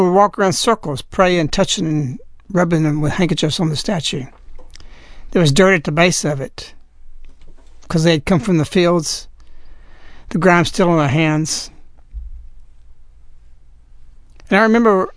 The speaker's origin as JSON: {"language": "English", "country": "United States", "said": "I'm an American"}